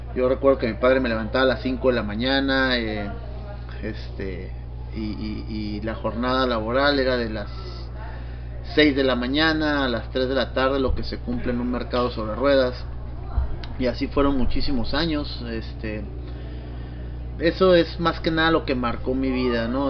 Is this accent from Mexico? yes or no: yes; Tijuana, Baja California, Mexico; Yo soy tijuanense, mi familia, mis padres son de Guadalajara